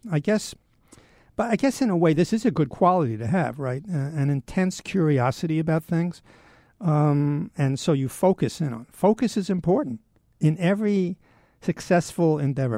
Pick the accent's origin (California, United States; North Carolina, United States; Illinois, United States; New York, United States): New York, United States; New York City; I grew up in Manhattan